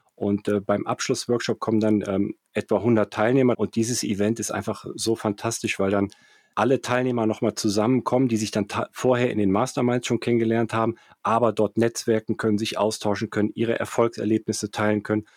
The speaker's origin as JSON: {"language": "German", "town": "Cologne", "region": "North Rhine-Westphalia", "country": "Germany", "tie": "born or raised there", "also_born_or_lived": "Frankfurt / London / Zurich / Erftstadt", "moved": "as an adult", "said": "habe in Köln studiert, bin in Köln aufgewachsen"}